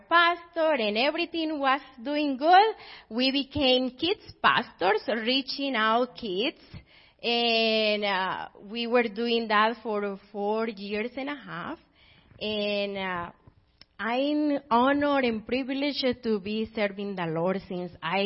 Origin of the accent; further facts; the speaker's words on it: Colombia; English is a second language; moved away as an adult; So I am originally from Colombia. I was born and raised there